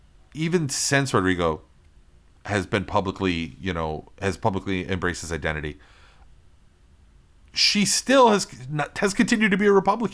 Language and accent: English; Florida, United States; LGBTQ Americans are still vulnerable to discrimination in 30 states, including here in my state, my home state of Florida.